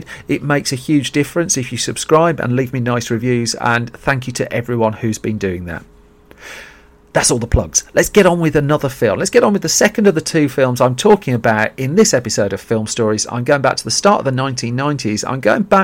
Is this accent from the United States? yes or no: no; Birmingham, West Midlands, United Kingdom; I grew up in Birmingham